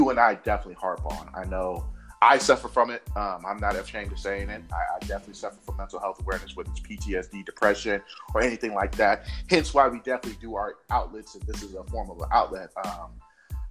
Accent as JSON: {"language": "English", "town": "Oakland", "region": "California", "country": "United States", "said": "I was from Oakland, California"}